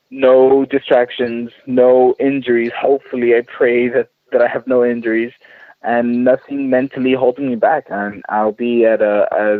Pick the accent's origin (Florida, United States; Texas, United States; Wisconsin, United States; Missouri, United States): Texas, United States; San Antonio; here in my home state of Texas in San Antonio